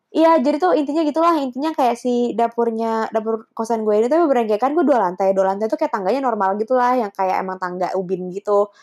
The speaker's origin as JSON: {"language": "Indonesian", "region": "Java", "country": "Indonesia", "said": "sense aku Jawa"}